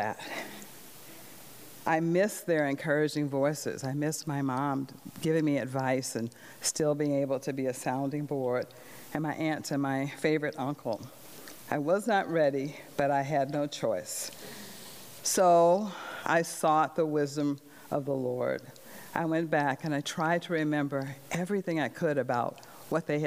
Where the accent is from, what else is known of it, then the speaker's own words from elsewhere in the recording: the South, United States; the early years of growing up in the South